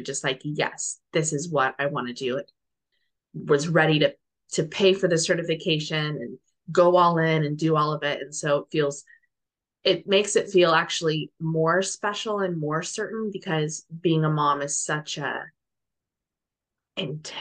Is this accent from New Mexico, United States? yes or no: yes; New Mexico, United States; moved away as an adult; now in Netherlands; I currently live in the Netherlands. My husband's Dutch, but I'm from New Mexico